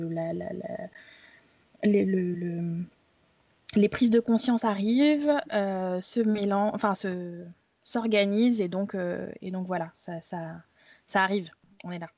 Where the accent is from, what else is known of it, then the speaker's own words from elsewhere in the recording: France; je suis française, née en France.